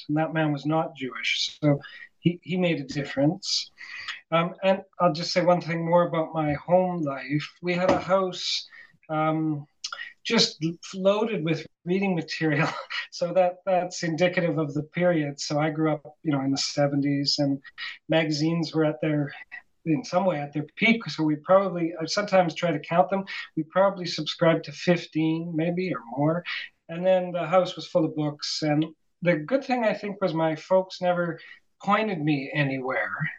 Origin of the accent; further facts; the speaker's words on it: Calgary, Alberta, Canada; moved away as an adult; also born or lived in Vancouver / Toronto; now in Montreal, Canada; I grew up on the prairies in Calgary